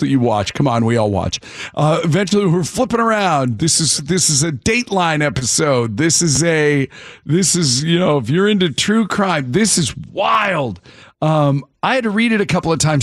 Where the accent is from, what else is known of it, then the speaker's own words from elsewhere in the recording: Cleveland, Ohio, United States; growing up in Cleveland